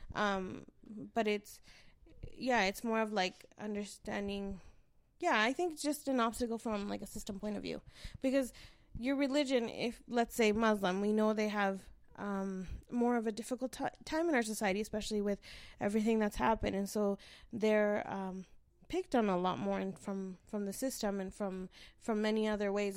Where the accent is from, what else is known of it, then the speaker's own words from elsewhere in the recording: Canada; I was born here